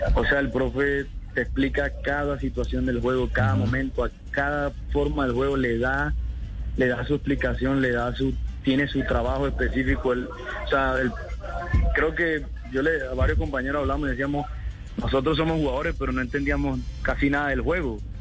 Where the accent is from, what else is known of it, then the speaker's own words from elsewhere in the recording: Santa Marta, Magdalena, Colombia; now in Cali, Colombia; yo soy Samario, yo soy de Santa Marta